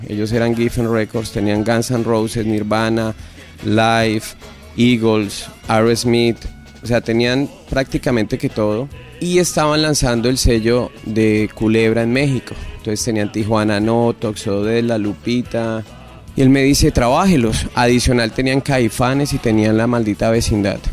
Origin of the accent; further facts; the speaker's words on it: Bogotá, Colombia; yo nací en Bogotá en diciembre 1 del año 74